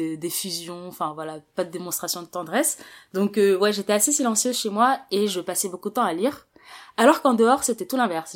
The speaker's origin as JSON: {"language": "French", "town": "Paris", "region": "Île-de-France", "country": "France", "tie": "born or raised there", "said": "Je suis née, j'ai grandi à Paris"}